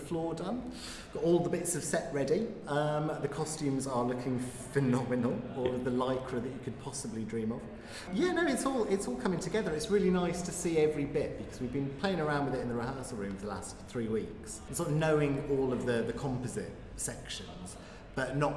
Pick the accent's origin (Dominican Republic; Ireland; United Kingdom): United Kingdom; Lichfield, West Midlands; I grew up in Lichfield, just outside the Black Country